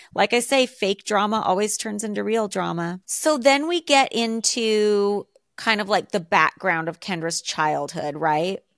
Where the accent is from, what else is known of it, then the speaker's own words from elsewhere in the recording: Alaska, United States; moved away; I grew up in Alaska.